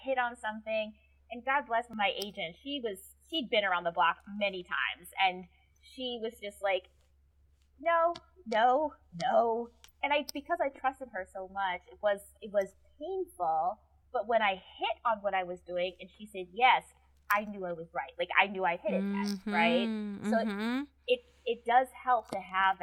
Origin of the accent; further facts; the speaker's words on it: Wisconsin, United States; I'm from Wisconsin. We say rummage sale.